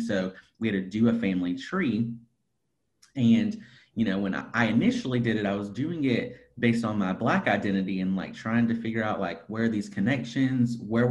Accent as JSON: {"language": "English", "region": "Appalachia", "country": "United States", "said": "we started talking about Appalachia, and I'm like, I'm from Appalachia too."}